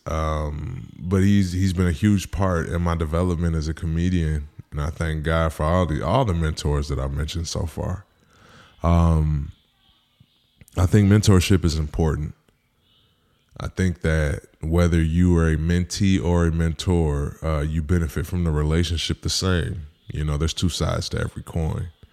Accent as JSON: {"language": "English", "region": "Midwest", "country": "United States", "tie": "born or raised there", "said": "growing up in the Midwest, I'm not saying we grew up the same, but we grew up similar"}